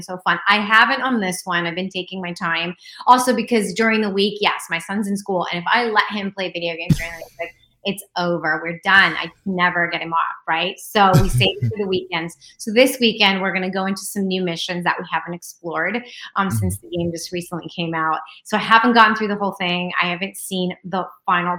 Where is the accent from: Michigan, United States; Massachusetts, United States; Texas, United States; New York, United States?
New York, United States; New York City; I was born in Queens, New York